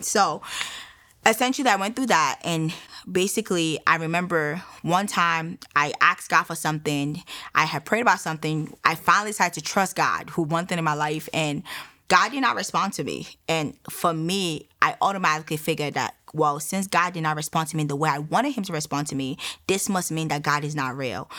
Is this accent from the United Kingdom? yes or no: no; Nigeria; now in United States; I am Nigerian. Um, I relocated to the United States in 2009